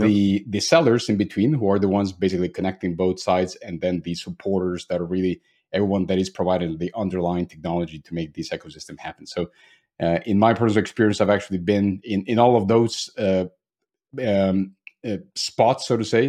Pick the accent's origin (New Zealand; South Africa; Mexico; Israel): Mexico; moved away as an adult; now in Germany; I'm actually originally from Mexico, but have been living in Germany already for almost ten years